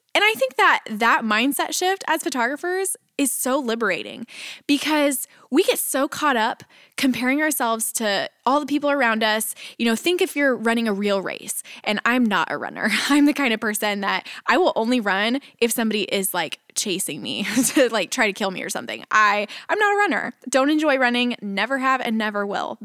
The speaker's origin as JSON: {"language": "English", "region": "Texas", "country": "United States", "tie": "born or raised there", "moved": "as an adult", "lives_now": "Nashville, United States", "said": "I was leaving my hometown in Texas"}